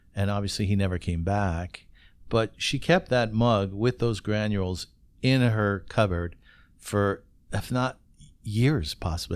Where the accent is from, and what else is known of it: Kitchener, Ontario, Canada